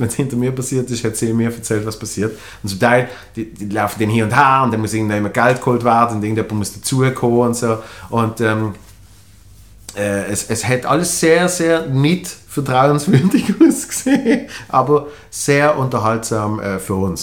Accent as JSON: {"language": "German", "country": "Switzerland", "said": "als Schweizer"}